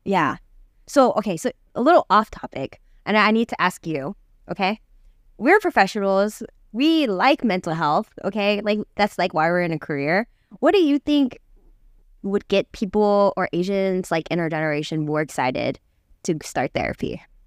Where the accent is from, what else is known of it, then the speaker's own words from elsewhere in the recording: United States; I'm, I'm from, like, America, but I, I am Korean